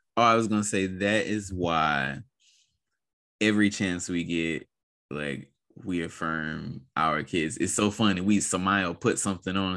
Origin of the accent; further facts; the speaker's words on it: United States; as a Black person growing up in America